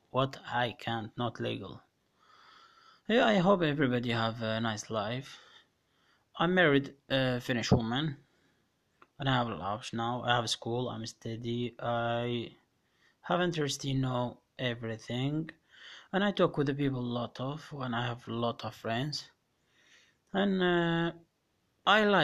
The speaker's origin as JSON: {"language": "Arabic", "country": "Iraq", "moved": "yes", "said": "طويلة طبعا اللي هو بلدي الحبيب وسافرت على أوروبا واستقريت الحمد لله والشكر وكملت كل شيء أوراقي ولجوئي واني لاجئ عراقي"}